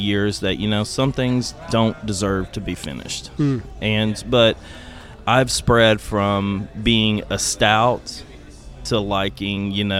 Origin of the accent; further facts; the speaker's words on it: Germany; born there; I was born in Germany, so